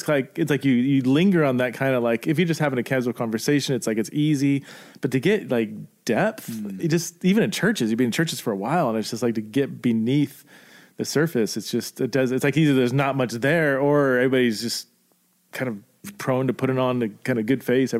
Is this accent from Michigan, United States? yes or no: no; Simi Valley, California, United States; I came from Simi Valley and I feel like there's a decent amount there